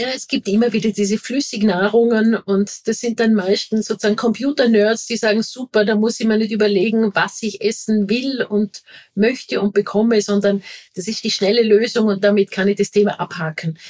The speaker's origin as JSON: {"language": "German", "region": "Vorarlberg", "country": "Austria", "moved": "yes", "lives_now": "Vienna, Austria", "said": "ich bin eine Vorarlbergerin, da sind es wirklich die Täler, das ist dann regional. Und jetzt bin ich eine Wahlwienerin"}